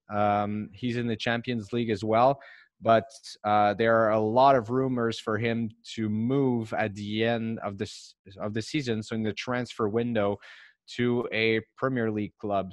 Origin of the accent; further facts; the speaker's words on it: Montreal, Quebec, Canada; English is a second language; I'm from Montreal, so Hockey is the big national sport here